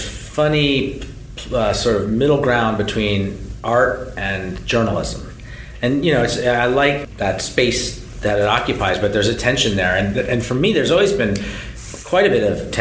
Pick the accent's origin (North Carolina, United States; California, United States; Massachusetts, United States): California, United States; Berkeley; now in US East Coast; I live on the right coast, but I'm from Berkeley, California, and I grew up, going to … shows in the 80s